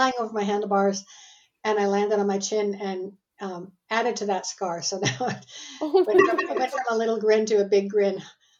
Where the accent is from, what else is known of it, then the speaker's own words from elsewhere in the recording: Canada; born there; And I live in Canada. I'm Canadian by birth, but I've lived in four continents and 16 cities around the world so far in my life.